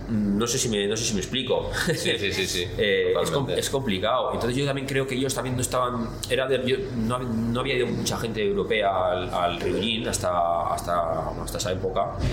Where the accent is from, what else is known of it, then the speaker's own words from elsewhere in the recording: Basque Country, Spain; la cultura es lo que pasa que también yo soy, vasco, entonces claro, entre vascos y japoneses, ¿sabes?